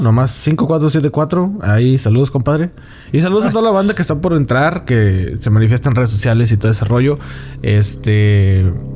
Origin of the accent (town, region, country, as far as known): Monterrey, Nuevo León, Mexico